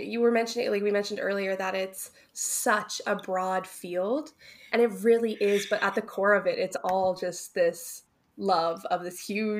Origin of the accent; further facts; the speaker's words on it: New Brunswick, Canada; I'm from New Brunswick